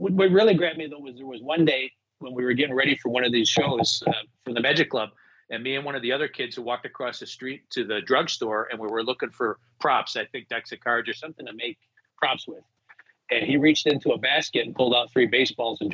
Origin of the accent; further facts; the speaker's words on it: Chicago, Illinois, United States; accent: Chicago; I grew up in Chicago